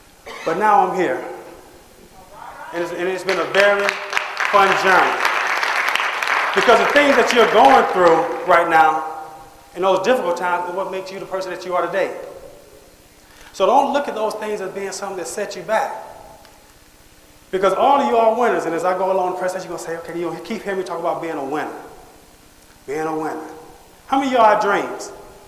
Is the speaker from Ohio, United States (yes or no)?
yes; Cleveland, Ohio, United States; also born or lived in Boston; I was born in Boston, Massachusetts. But, okay. And if I'd have stayed in Boston, I probably would have been part of … But my single mother, we moved to Cleveland, Ohio.